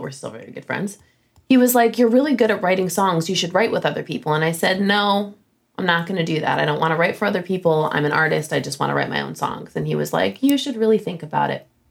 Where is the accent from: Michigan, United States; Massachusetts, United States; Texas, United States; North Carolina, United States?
Michigan, United States; Flint; moved away as an adult; also born or lived in Boston / Nashville; I grew up in Michigan, grew up in Flint, Michigan, and then I moved to Boston